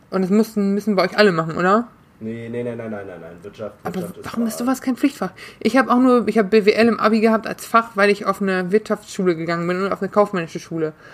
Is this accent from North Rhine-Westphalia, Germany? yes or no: yes; North Rhine-Westphalia, Germany; Ich komme ich komm aus NRW. Anständiges Bundesland im Prinzip.